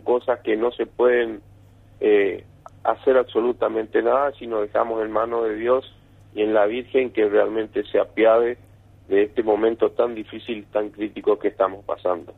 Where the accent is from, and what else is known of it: Argentina